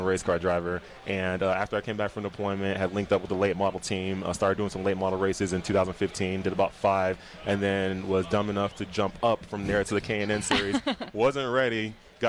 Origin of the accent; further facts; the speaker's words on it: Nigeria; I'm like Nigerian